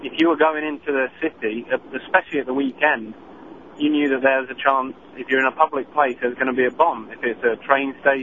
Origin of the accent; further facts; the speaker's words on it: United Kingdom; moved away; I grew up in Britain